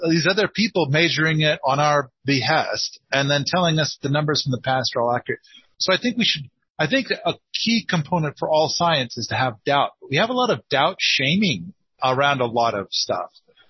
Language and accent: English; northeastern Oregon, United States; accent: northeastern Oregon; now I'm told that my accent comes from northeastern Oregon